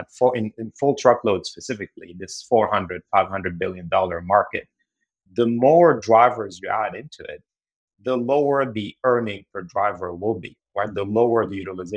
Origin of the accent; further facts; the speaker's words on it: Beirut, Beirut Governorate, Lebanon; moved away as an adult; now in United States; I actually grew up in Beirut, Lebanon. And then I moved to the US to go to grad school.